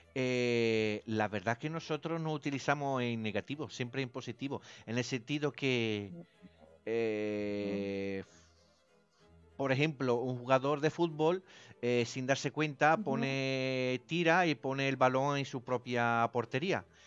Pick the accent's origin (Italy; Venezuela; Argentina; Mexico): Italy; accent: Italian; Spanish is a second language; now in Spain; El acento mío es distinto, se nota que soy italiano